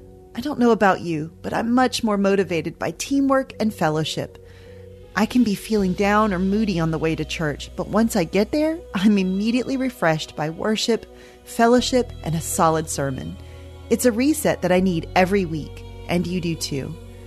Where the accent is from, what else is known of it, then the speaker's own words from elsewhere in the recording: the Bible Belt, United States; Growing up in the Bible Belt in the 80s and 90s, church membership was a big deal.